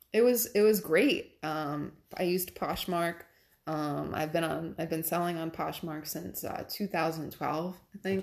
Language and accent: English; Cranston, Rhode Island, United States; moved away as an adult; now in New York State, United States; It was in Cranston, my hometown